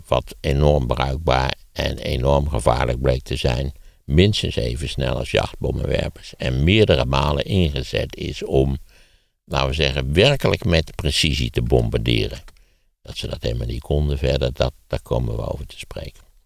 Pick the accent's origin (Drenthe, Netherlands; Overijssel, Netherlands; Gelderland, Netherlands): Gelderland, Netherlands; Wageningen; in de Wageningen waar ik ben opgegroeid had je een puinberg